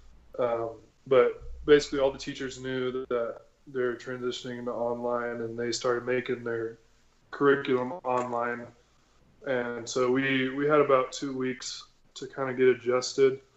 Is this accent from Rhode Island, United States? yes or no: no; San Antonio, Texas, United States; I grew up in San Antonio.